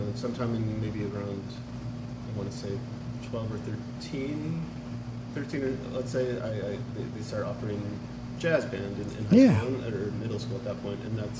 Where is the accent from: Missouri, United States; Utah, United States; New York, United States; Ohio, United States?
New York, United States; Rochester; now in New York City, United States; I grew up in Rochester, New York.